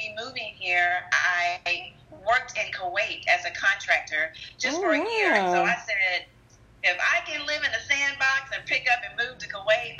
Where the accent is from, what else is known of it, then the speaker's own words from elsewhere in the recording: Spring, Texas, United States; moved away as an adult; now in Austin, United States; I was raised in the Spring area of outside of Houston. And in 97, my parents moved to Liberty Hill.